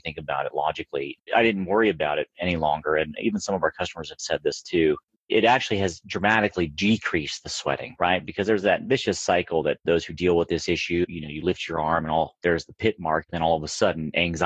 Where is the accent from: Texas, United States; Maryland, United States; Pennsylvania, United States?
Pennsylvania, United States; moved away as an adult; also born or lived in California / West Virginia; now in Las Vegas, United States; I was born in Pennsylvania on the East Coast and then relocated out to California in 2002. I think right around, I must have been like 25 years old